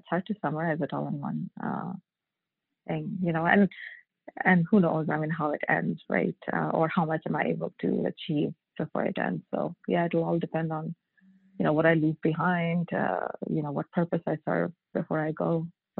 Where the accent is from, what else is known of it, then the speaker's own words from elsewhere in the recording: India; Yeah, I grew up in India and grew up mostly with my maternal family, so I grew up with my grandparents and my uncle